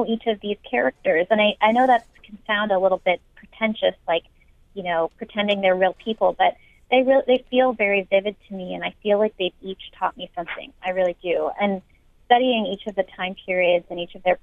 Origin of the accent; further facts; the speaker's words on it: San Francisco, California, United States; I'm from San Francisco myself